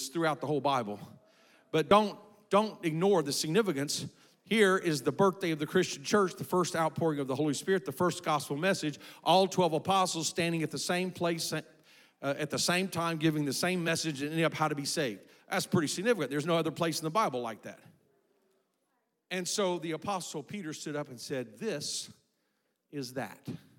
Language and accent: English; South Korea; I was raised in Korea. My parents were missionaries.